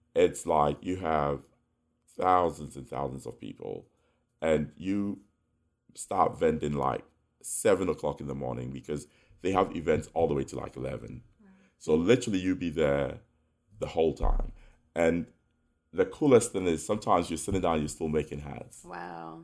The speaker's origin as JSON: {"language": "English", "country": "Ghana", "tie": "born or raised there", "also_born_or_lived": "United Kingdom / New York", "moved": "yes", "lives_now": "United States", "said": "my friends that we grew up with in Ghana, in the UK"}